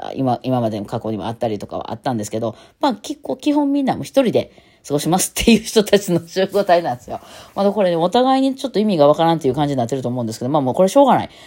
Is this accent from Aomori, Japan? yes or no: no; Osaka, Japan; accent: Osaka dialect